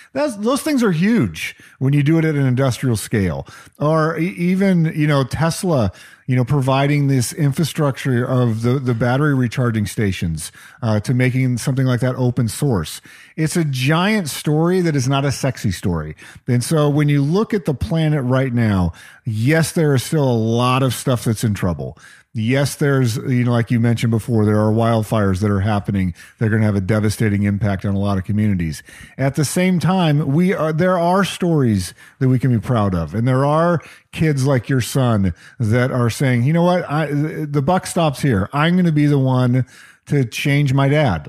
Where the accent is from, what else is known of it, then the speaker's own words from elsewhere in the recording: New Mexico, United States; now in Seattle, United States; growing up in New Mexico